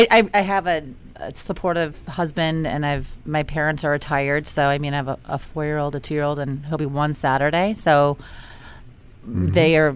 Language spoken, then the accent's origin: English; Cleveland, Ohio, United States; Cleveland, Ohio.